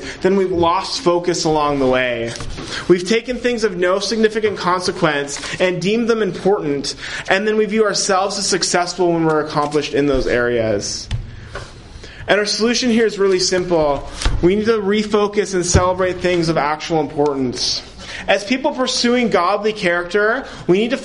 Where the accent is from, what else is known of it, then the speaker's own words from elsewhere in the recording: Ontario, Canada; I'm from Ontario, so social media is great because I can connect with family in different provinces